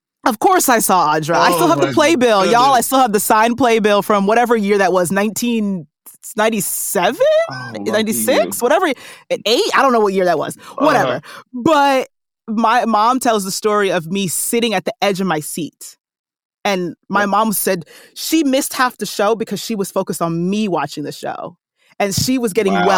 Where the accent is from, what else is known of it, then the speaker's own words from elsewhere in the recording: New Jersey, United States; I grew up, born and raised in Jersey